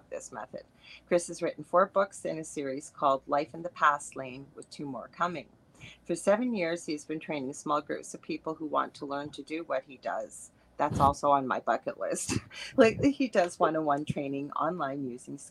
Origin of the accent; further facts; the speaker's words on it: Canada; I am a Canadian clairvoyant medium